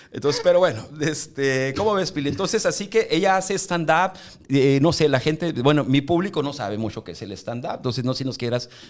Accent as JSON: {"language": "Spanish", "town": "Ciudad Obregón", "region": "Sonora", "country": "Mexico", "said": "Yo, soy de Obregón"}